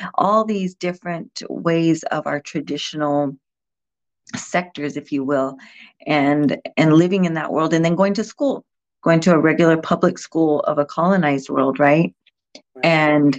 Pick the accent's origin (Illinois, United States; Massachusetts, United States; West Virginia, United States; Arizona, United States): Arizona, United States; Fort Defiance; also born or lived in San Carlos Apache Reservation; I was raised on the Navajo Nation in Fort Defiance, Arizona, the Four Corners area of Arizona, New Mexico, Utah, and Colorado. And so being raised out there, I was born and raised on the res